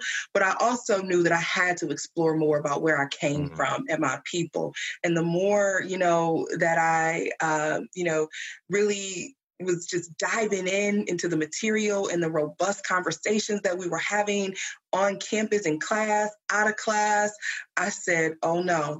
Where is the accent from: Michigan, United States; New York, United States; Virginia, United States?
Michigan, United States; Flint; Growing up in Flint, it was a mixture of smaller city version of Detroit, but also very country in a way.